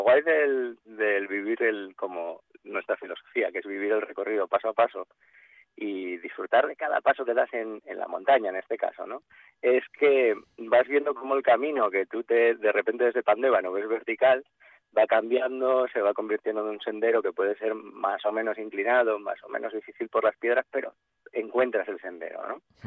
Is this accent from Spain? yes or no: yes; Asturias, Spain; yo, soy asturiano